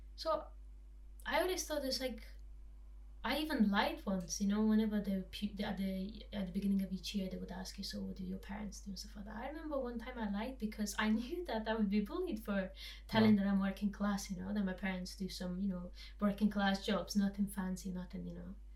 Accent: Transylvanian mountains, Romania; I grew up in in Transylvanian mountains

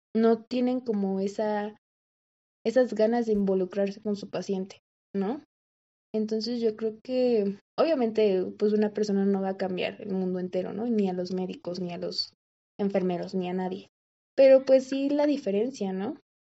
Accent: Mexico; aquí en México, bueno, lo que yo he visto aquí en, en mi país

